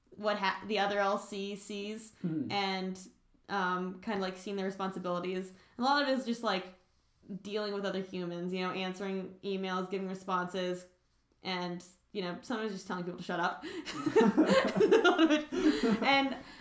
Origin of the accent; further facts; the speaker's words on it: Orlando, Florida, United States; moved away as an adult; now in Boston, United States; I am from Orlando, Florida.